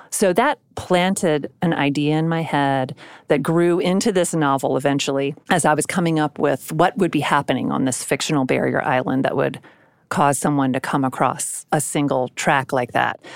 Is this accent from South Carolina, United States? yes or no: yes; South Carolina, United States; I grew up mostly in South Carolina